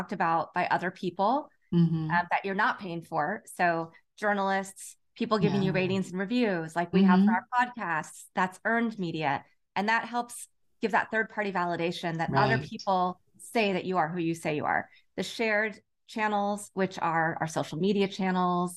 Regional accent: Lawrence, Kansas, United States; also born or lived in Chicago / Los Angeles / San Francisco / Houston; now in Redondo Beach, United States; I grew up in Lawrence, Kansas

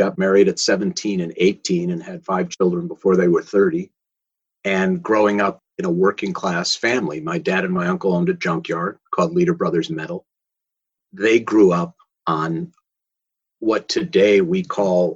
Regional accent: Minneapolis, Minnesota, United States; I grew up in Minneapolis

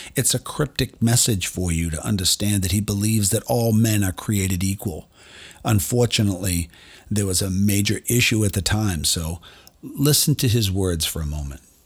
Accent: Boston, Massachusetts, United States; I'm from Boston

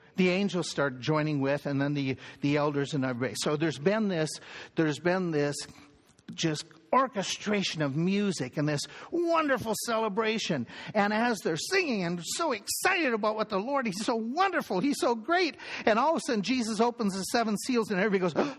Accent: United States; we're American, we're Western

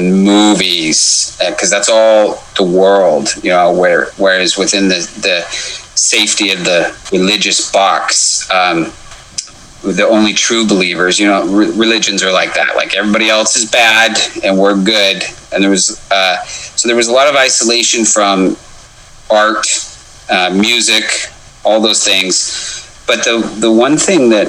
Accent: Wendell, Idaho, United States; also born or lived in Jerome, Idaho; I was born and raised in Wendell, Idaho

